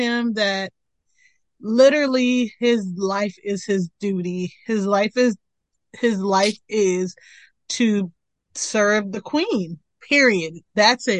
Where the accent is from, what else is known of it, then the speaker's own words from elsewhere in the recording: Mitchellville, Maryland, United States; moved away; I lived in Mitchellville, Maryland